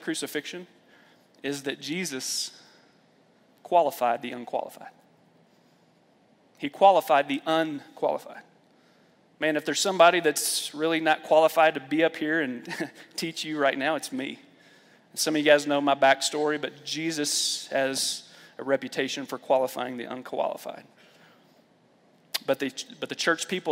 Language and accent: English; Lexington, Kentucky, United States; I grew up in the Bible Belt, Lexington, Kentucky